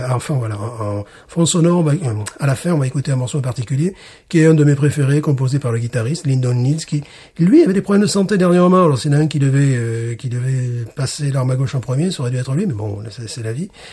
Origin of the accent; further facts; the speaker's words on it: Alès, Occitania, France; ma ville natale